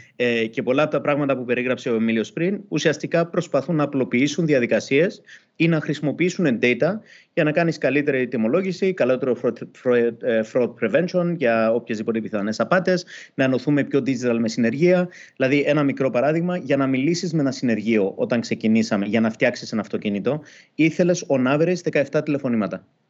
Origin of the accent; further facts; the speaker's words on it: Cyprus; also born or lived in London; now in Greece; επειδή είμαστε και δύο από Κύπρο